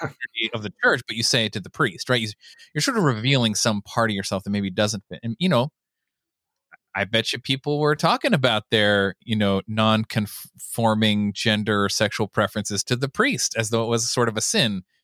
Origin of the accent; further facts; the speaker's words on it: Southern California, United States; growing up in Southern California